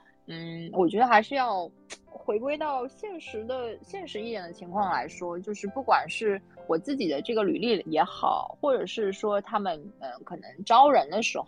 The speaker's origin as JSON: {"language": "Chinese", "region": "Zhejiang", "country": "China", "said": "然后我是来自浙江的。"}